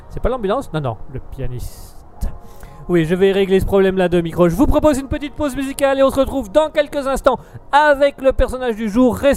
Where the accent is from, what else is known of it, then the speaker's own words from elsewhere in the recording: Germany; French is a second language; euh, je suis un Allemand euh, de passage une fois de temps en temps sur euh, Raspberry.